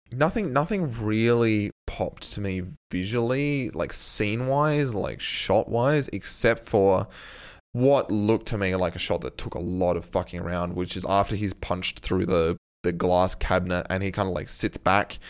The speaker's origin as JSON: {"language": "English", "country": "Australia", "said": "we're Australian"}